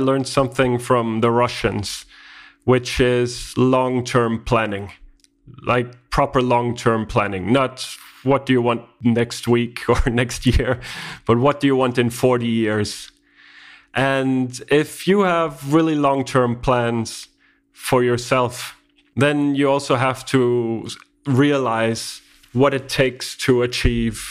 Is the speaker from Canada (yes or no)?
no; Denmark; first language Danish; English is a second language; I come from Denmark, and Denmark is about 6 million people, and we speak Danish.